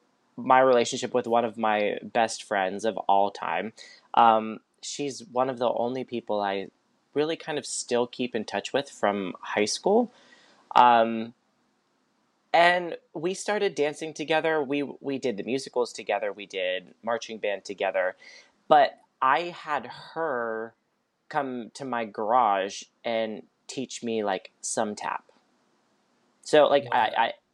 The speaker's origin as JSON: {"language": "English", "town": "Pittsburgh", "region": "Pennsylvania", "country": "United States", "tie": "born or raised there", "said": "I grew up in Pittsburgh"}